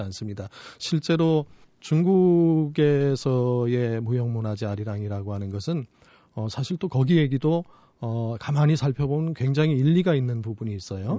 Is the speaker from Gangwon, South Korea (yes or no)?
yes; Jeongseon, Gangwon, South Korea; moved away; 정선이라고 하는 데가 어, 제가 태어난 데고 고향?